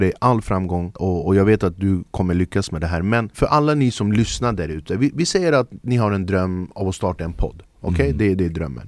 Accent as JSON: {"language": "Swedish", "town": "Flemingsberg", "region": "Stockholm County", "country": "Sweden", "tie": "born or raised there", "also_born_or_lived": "Södermalm, Stockholm", "lives_now": "Stockholm, Sweden", "said": "Jag är född och uppvuxen i Flemingsberg"}